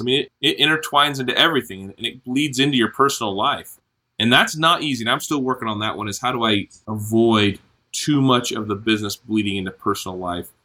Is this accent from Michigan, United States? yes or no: no; Vancouver, Washington, United States; moved away as an adult; now in Logan, United States; I grew up mainly in Vancouver, Washington